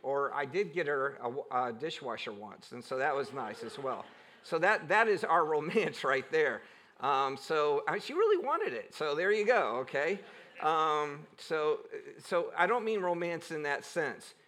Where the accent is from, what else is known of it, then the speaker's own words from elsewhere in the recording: Cleveland, Ohio, United States; growing up in Cleveland